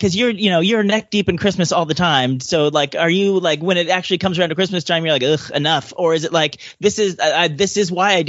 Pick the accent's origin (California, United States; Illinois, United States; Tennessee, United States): California, United States; I'm from California